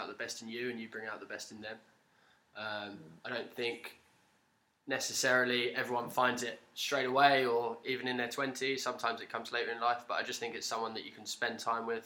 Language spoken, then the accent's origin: English; London, United Kingdom; moved away as an adult; now in Australia; I'm from London in the UK. I've lived in Australia now for 6 years